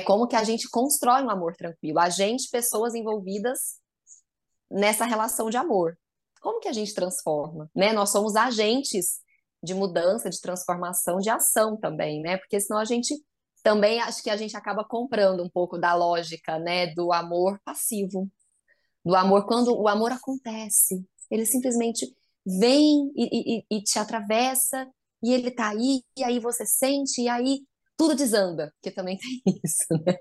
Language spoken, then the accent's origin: Portuguese; Goiás, Brazil; accent: Goiano, tighter R; moved away as an adult; now in São Paulo, Brazil; eu sou goiana, por isso meu sotaque, meu R mais apertadinho.